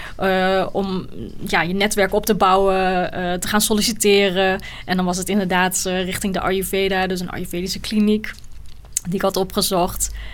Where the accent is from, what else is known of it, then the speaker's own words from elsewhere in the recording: Netherlands; also born or lived in Sri Lanka; ik ben al bijna mijn hele leven hier in Nederland. Ik was eh, als baby